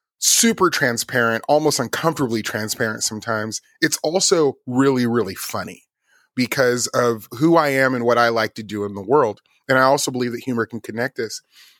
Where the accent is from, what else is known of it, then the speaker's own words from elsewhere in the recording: Las Vegas, Nevada, United States; And of course, I grew up in Las Vegas. I was raised around hip hop and all of these things and gospel music